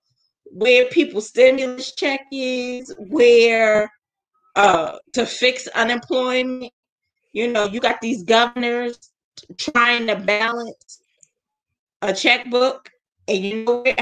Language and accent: English; United States; As an American